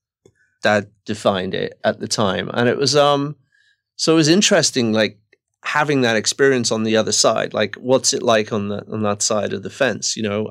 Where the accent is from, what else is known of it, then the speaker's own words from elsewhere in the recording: England, United Kingdom; moved away; growing up in Margaret Thatcher's kind of England